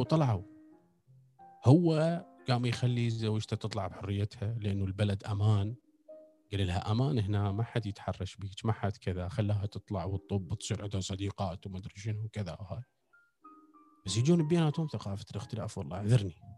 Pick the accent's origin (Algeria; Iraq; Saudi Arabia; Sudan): Iraq; احنا المفروض كعراقيين